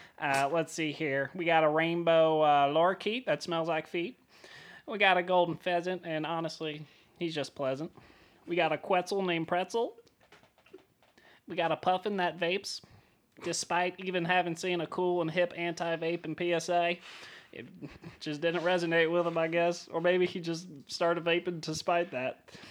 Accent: Indiana, United States; No. I'm from Eagle County. I'm from a place ….

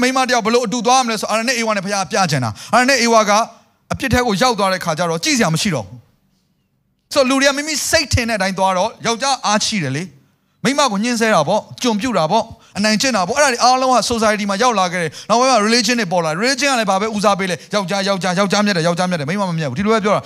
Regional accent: Myanmar

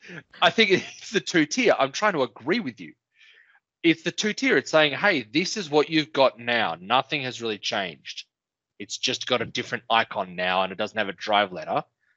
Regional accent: South Africa; accent: South African; Listen, mate, don't mock my accent, all right? What should I put on my South African?

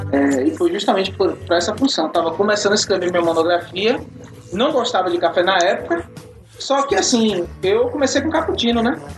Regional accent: Paripiranga, Bahia, Brazil; now in Salvador, Brazil; Eu vim de Paripiranga pra contar. É, vim de Paripiranga pra contar essa história.

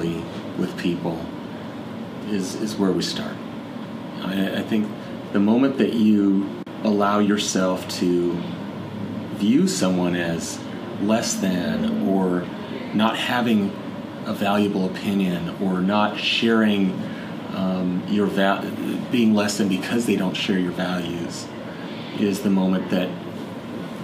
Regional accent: Montana, United States; moved away as an adult; also born or lived in Idaho; now in Seattle, United States; spending the broader time in my life in Montana, growing up in Montana and going to college there as well

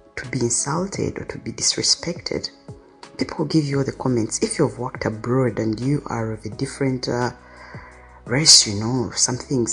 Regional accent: Kampala, Central Region, Uganda; When I was young, I grew up in Katwe, which is a slum in uh, Uganda, Kampala

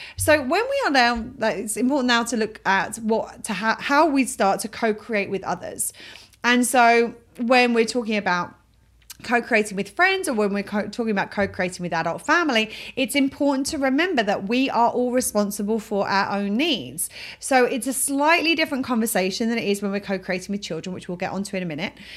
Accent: England, United Kingdom; moved away; I'm from England

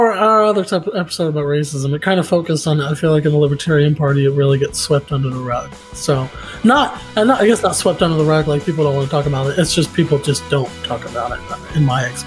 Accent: Beaver, Oklahoma, United States; now in Oklahoma City, United States; my hometown back in Beaver

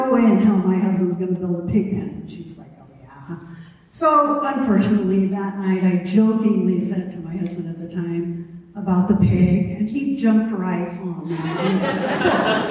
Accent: Missoula, Montana, United States; also born or lived in Virginia / Alberton, Montana; I moved from Virginia to Missoula when I was 5

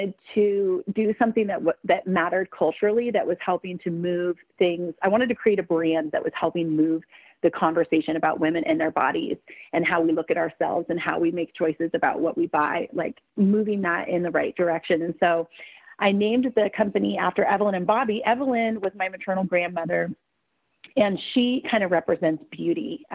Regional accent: Selma, Oregon, United States; also born or lived in Portland, Oregon; right now I'm down in Selma, Oregon, which is a tiny town where I grew up

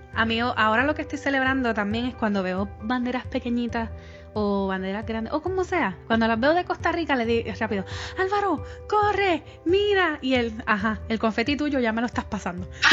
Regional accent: Puerto Rico; moved away; yo que soy puertorriqueña

